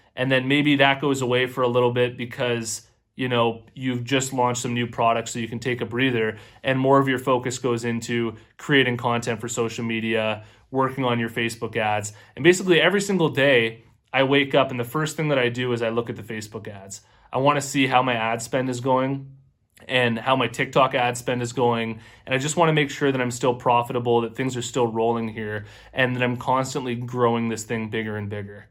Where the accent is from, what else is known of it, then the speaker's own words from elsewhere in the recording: Canada; I'm also Canadian myself